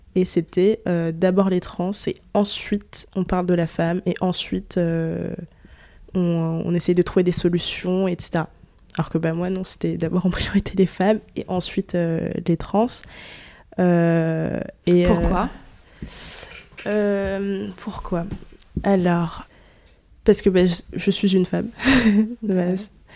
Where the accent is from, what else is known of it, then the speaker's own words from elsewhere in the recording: France; je suis née en France